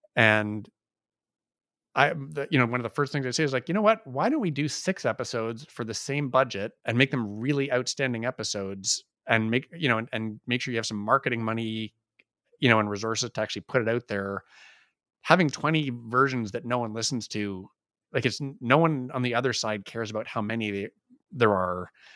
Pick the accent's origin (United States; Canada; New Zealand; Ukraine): Canada; we're Canadian